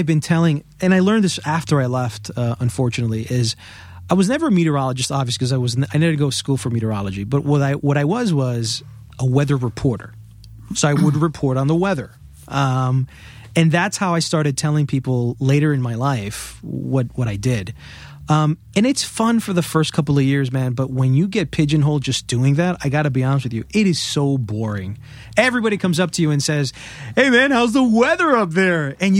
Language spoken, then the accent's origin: English; Queens, New York, United States; born there; I was born in Queens, New York.